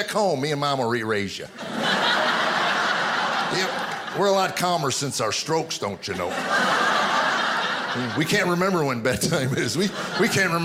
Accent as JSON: {"language": "English", "country": "United States", "tie": "born or raised there", "also_born_or_lived": "Arizona", "said": "growing up in America"}